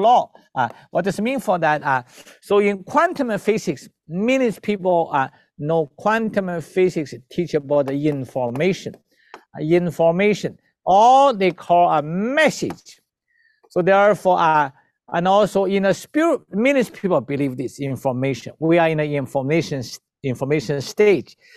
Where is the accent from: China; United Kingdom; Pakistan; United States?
China; moved away as an adult; also born or lived in Philippines / Vancouver, Canada; I was born in China.